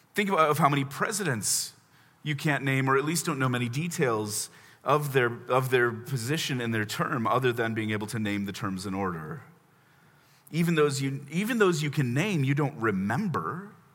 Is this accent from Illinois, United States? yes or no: yes; Chicago, Illinois, United States; also born or lived in Indianapolis, Indiana; now in Washington, D.C., United States; I grew up in Chicago, but served a church in Indy for four years.